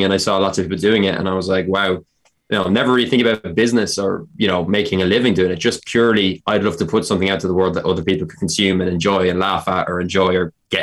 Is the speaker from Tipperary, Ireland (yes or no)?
no; Carlow, County Carlow, Ireland; I'm from Carlow.